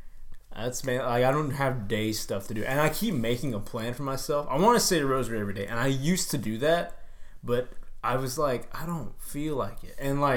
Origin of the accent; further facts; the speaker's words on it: Texas, United States; we are from Texas